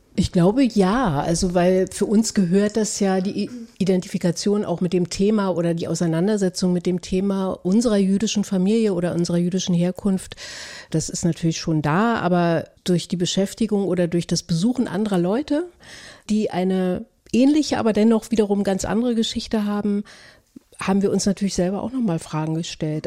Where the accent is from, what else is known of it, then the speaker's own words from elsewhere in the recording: Berlin, Germany; ich identifiziere mich als jemand, der aufgewachsen ist in der DDR, vor allem aber in Ostberlin